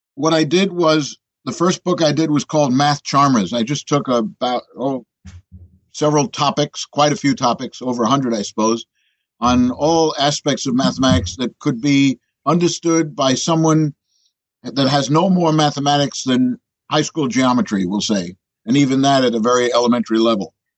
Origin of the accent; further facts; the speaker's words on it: New York City, New York, United States; I'm a born New Yorker. As a matter of fact, born in Manhattan